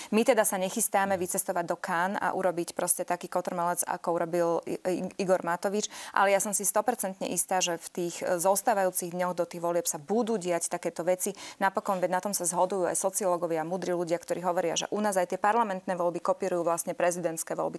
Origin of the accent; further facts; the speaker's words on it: Slovakia; vyrastala som vlastne na Slovensku